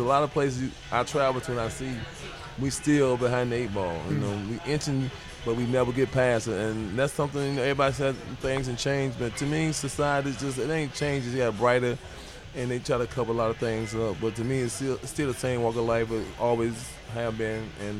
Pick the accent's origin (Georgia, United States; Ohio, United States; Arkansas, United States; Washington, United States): Ohio, United States; Cleveland; I'm from Cleveland.